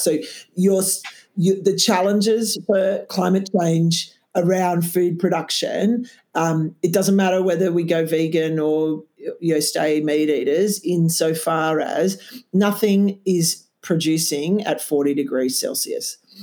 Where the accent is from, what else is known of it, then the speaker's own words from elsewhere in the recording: Canberra, Australian Capital Territory, Australia; moved away; I'm Canberra born and bred